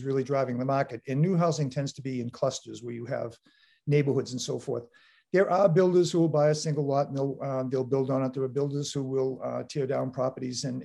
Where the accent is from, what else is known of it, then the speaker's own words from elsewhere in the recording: Boston, Massachusetts, United States; now in Weymouth, United States; I grew up in South Boston